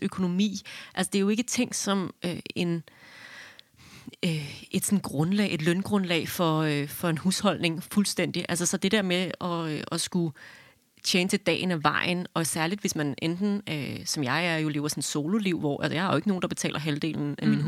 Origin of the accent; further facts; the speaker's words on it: Hillerød, Capital Region of Denmark, Denmark; jeg er fra Hillerød